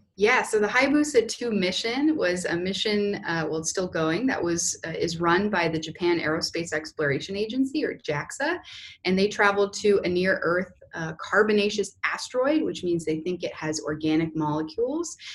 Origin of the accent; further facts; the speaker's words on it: Canada; moved away as an adult; also born or lived in Houston, United States; now in Indiana, United States; I'm actually originally uh, from Canada and did my undergraduate degree up there and then moved down to uh, the US for grad school